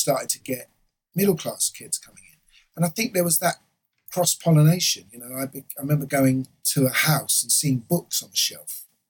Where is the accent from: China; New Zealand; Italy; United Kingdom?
United Kingdom; Islington, London; Islington, Essex Road.